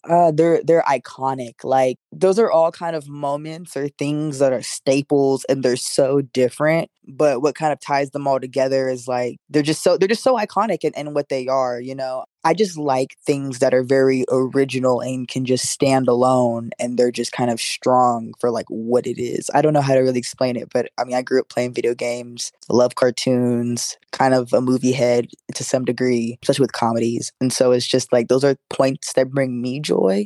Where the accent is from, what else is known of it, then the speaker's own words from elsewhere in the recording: Florida, United States; I'm from Florida